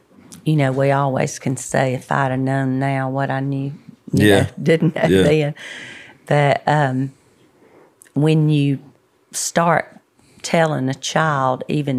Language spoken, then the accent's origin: English; Birmingham, Alabama, United States; So, Birmingham.